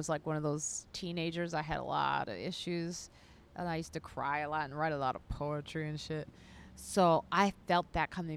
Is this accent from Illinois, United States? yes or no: yes; Chicago, Illinois, United States; I'm from Chicago, which is the home of house music.